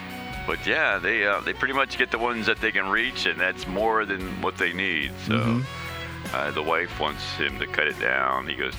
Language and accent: English; Maryland, United States; moved away; And I'm from Maryland